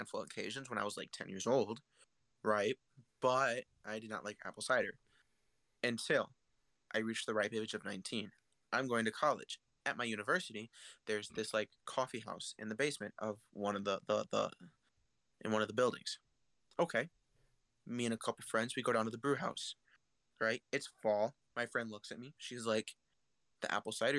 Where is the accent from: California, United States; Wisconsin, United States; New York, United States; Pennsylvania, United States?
Wisconsin, United States; near Milwaukee; I grew up near Milwaukee. I grew up about 30 minutes away from Milwaukee